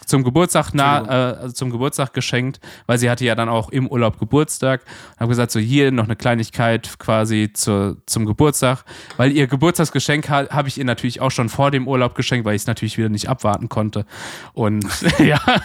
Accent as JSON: {"language": "German", "country": "Germany", "said": "als Deutscher"}